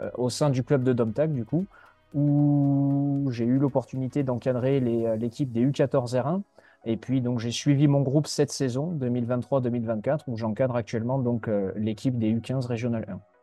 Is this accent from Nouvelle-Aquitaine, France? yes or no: yes; Mont-de-Marsan, Nouvelle-Aquitaine, France; moved away as an adult; also born or lived in Lyon region; now in Lyon, France; je suis originaire des Landes, euh, à Mont-de-Marsan, je suis né à Mont-de-Marsan, dans les Landes, où j'ai fait toute ma scolarité